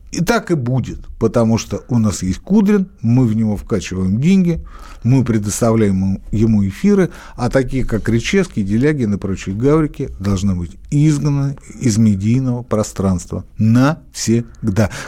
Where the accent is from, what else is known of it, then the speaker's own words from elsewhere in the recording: Belarus; Я еще поляк. Я скорее белорус. Я скорее белорус.